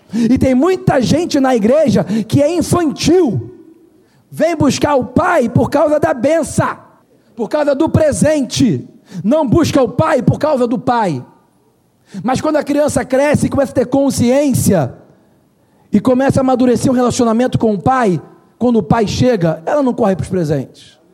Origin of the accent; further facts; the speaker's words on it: Brazil; a gente é brasileiro